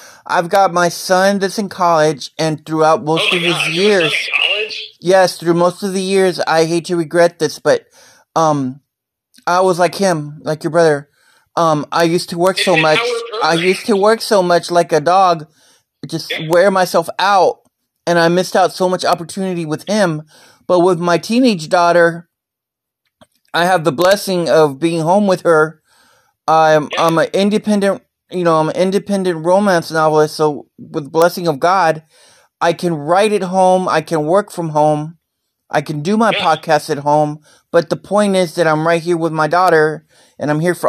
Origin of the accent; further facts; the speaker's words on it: Texas, United States; I love Texas. I've got my family here. I've got my...